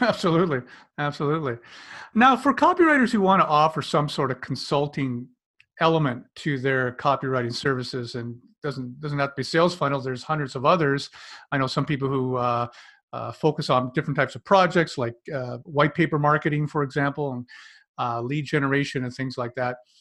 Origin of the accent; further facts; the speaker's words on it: Canada; I'm a Canadian.